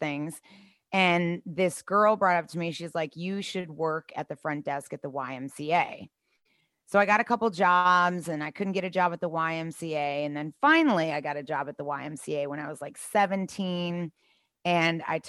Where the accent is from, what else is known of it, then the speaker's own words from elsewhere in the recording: Chicago, Illinois, United States; also born or lived in Arizona; I was born in Arizona, but raised in Chicago.